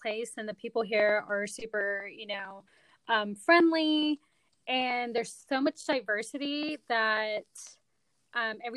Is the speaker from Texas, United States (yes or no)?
yes; Austin, Texas, United States; also born or lived in India / Urbana-Champaign, Illinois; I am an Austin local